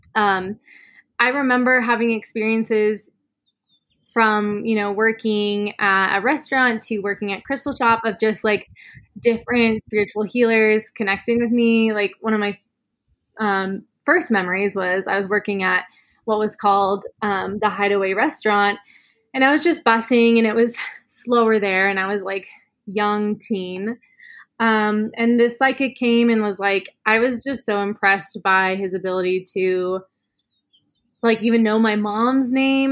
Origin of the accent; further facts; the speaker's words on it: Sedona, Arizona, United States; I was born and raised in Sedona.